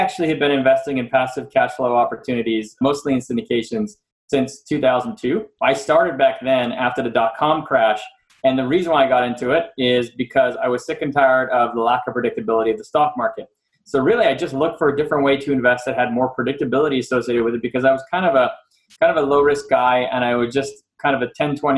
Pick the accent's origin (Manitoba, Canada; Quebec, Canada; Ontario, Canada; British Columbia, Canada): Quebec, Canada; Montreal; moved away as an adult; now in United States; I'm from Canada, I'm from Montreal. And that's where I grew up till I left in 98.